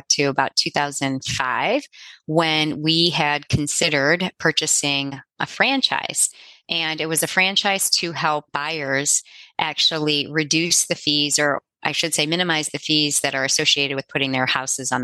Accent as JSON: {"language": "English", "region": "Midwest", "country": "United States", "also_born_or_lived": "Cincinnati, Ohio", "said": "we are from the Midwest. We live in Cincinnati, Ohio."}